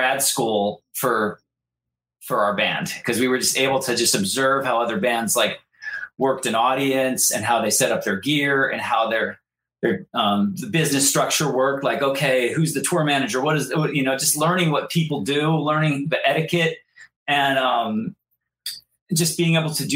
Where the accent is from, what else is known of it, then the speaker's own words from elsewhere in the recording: Santa Barbara, California, United States; my hometown, Santa Barbara, California.